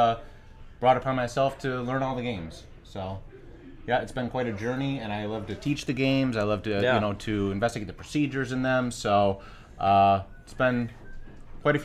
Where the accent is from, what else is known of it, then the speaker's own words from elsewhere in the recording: New York, United States; now in Las Vegas, United States; I'm actually from New York